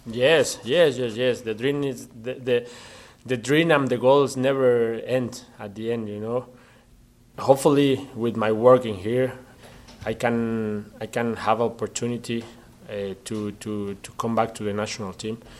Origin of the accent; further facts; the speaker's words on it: Mexico; English is a second language; moved away; I was the first Mexican player to play in Scotland